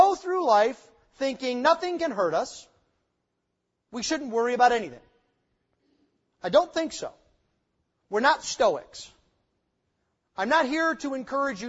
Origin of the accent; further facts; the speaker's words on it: United States; as American 21st century Christians